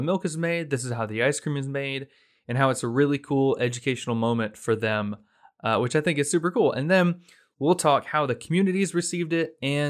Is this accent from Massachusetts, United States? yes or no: no; Blountstown, Florida, United States; So I'm from Bluntstown. So Marianna was like my neck of the woods.